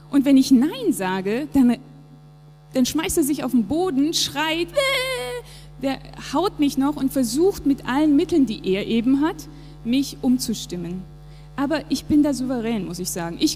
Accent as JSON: {"language": "German", "country": "Japan", "tie": "born or raised there", "said": "Der Ort, meine Heimat, Japan. Ich bin dort geboren, aufgewachsen und es war einfach sehr, sehr prägend für mich."}